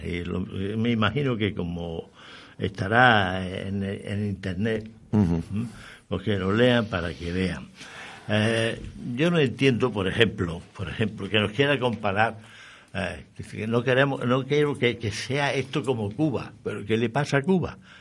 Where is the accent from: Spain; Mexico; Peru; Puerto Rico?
Spain; Andalusia; como andaluz, como malagueño, eh, como granadino, soy orgulloso